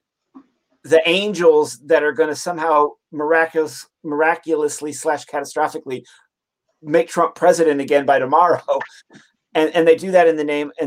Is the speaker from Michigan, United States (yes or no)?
yes; Detroit, Michigan, United States; moved away; I'm from Detroit originally